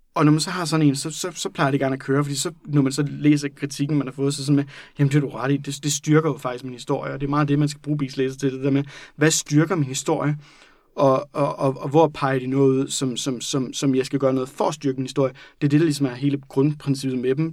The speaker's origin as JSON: {"language": "Danish", "town": "Randers", "region": "Central Denmark Region", "country": "Denmark", "said": "det er der, jeg kommer fra"}